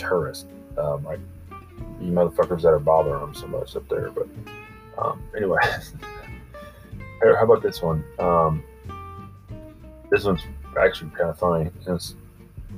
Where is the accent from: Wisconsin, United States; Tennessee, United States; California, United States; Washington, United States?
Tennessee, United States; Memphis; I'm from Memphis